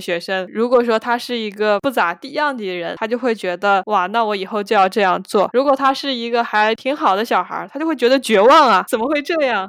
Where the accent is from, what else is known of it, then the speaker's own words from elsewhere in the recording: Hangzhou, Zhejiang, China; 我也是杭州人